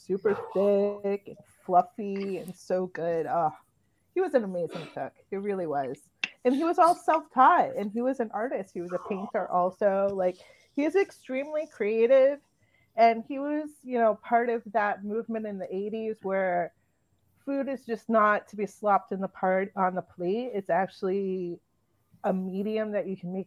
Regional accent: New Bedford, Massachusetts, United States; moved away; also born or lived in Boston; I lived in Boston for a long time, and I grew up in the New Bedford area. So I'm from Massachusetts. That's where I spent most of my childhood and young adult life

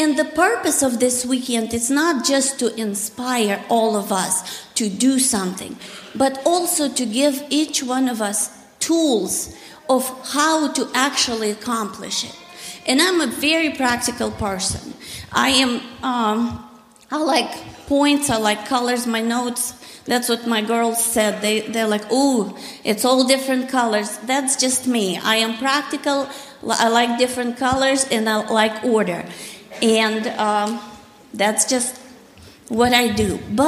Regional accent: Russia; moved away as an adult; I grew up in Russia, communist Russia, in the atheistic society where there was no God. God was illegal in my country.

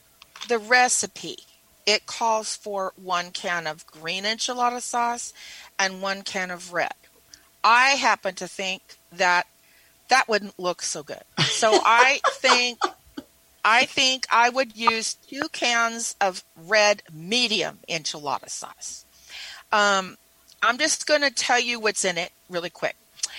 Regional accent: Carson, California, United States; Okay, I'm sorry. I'm from Carson, California.

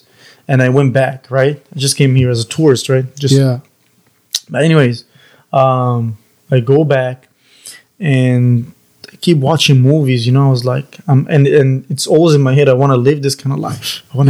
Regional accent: Egypt; English is a second language; also born or lived in Queens, New York / Florida; now in United States; From Egypt. I'm Egyptian.

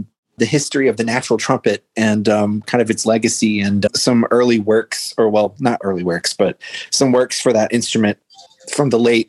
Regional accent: Boston, Massachusetts, United States; I'm from Boston, Massachusetts

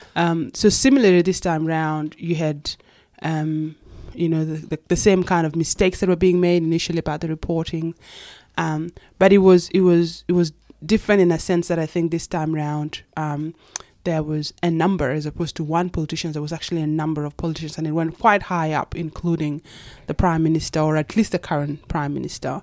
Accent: Kakuma, Turkana County, Kenya; moved away as an adult; also born or lived in Itang, Ethiopia / Nairobi, Kenya; now in Australia; I was born in Ethiopia in a refugee camp called Itang, and then grew up, of course, in Kenya, and then came to Australia when I was eighteen

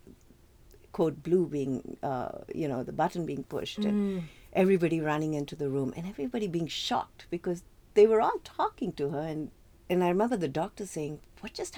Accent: South India, India; moved away as an adult; now in United States; growing up in India, especially in the south of India

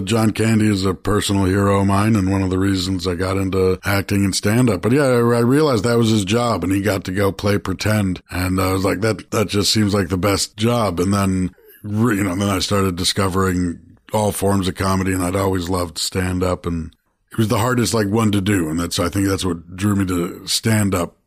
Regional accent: Toronto, Ontario, Canada; I grew up in Toronto

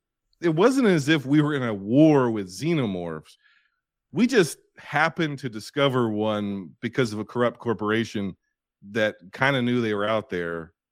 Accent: United States; I'm American.

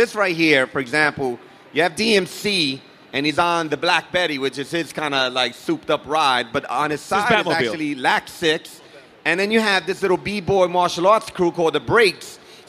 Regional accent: New York City, New York, United States; Like Darryl and I, we grew up in New York City. We grew up in different parts of the city

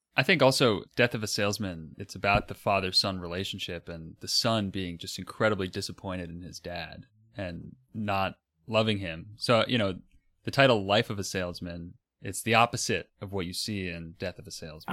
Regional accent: Florida, United States; I'm from Florida

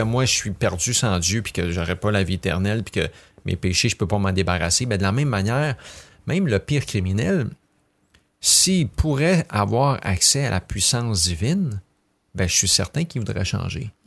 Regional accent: Quebec, Canada; je suis peut-être québécois, blanc, francophone

